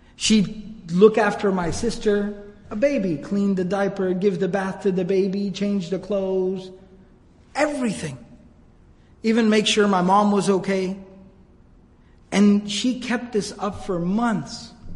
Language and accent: English; Arlington, Texas, United States; I grew up here in the Dallas area, actually in Arlington